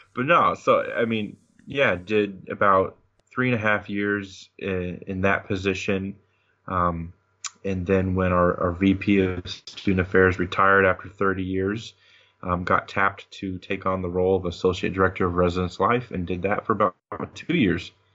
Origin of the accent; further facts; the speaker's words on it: Monmouth, Illinois, United States; moved away; also born or lived in Peoria, Illinois; my parents lived in Monmouth